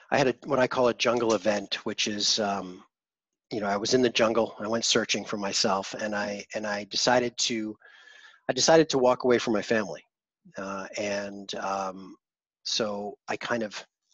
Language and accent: English; East Coast of the United States, United States; moved away; also born or lived in Manhattan / Los Angeles / Vancouver; I grew up in the East Coast of the States, then I lived in Manhattan and LA and Vancouver